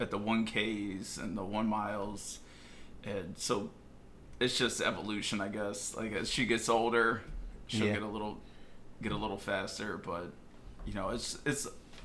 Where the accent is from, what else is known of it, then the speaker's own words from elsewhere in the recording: West Chester, Pennsylvania, United States; moved away; I'm originally from Westchester, Pennsylvania